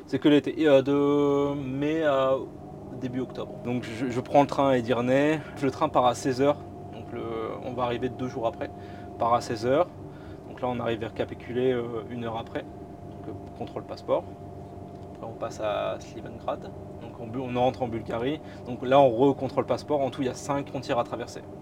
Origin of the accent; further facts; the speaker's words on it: Boulogne-sur-Mer, Hauts-de-France, France; je viens de Boulogne-sur-Mer, d'où je suis originaire